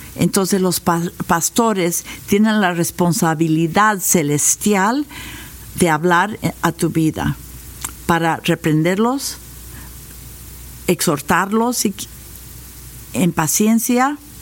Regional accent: United States; Spanish is a second language; nosotros como norteamericanos

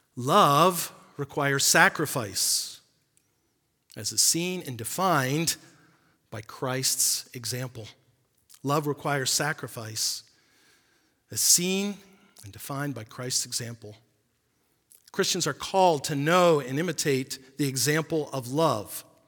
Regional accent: United States

